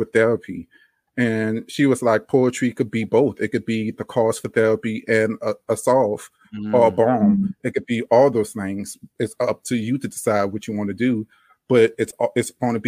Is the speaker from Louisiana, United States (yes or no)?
yes; Louisiana, United States; accent: Louisiana drawl; also born or lived in New Orleans; now in Austin, United States; this Louisiana drawl